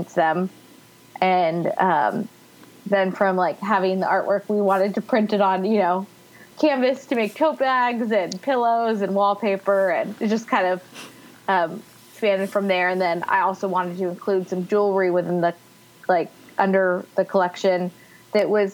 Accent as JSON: {"language": "English", "region": "California", "country": "United States", "tie": "born or raised there", "also_born_or_lived": "West Lafayette, Indiana / Chicago", "moved": "as an adult", "said": "I grew up in California"}